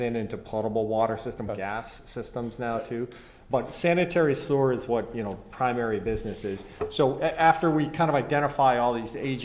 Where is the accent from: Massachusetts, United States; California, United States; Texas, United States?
Massachusetts, United States; Boston; also born or lived in Worcester; I'm a local guy, born and raised in West Roxbury